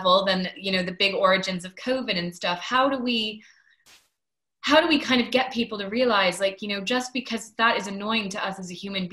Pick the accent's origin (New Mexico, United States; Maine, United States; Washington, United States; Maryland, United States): Maine, United States; now in London, United Kingdom; I grew up in Maine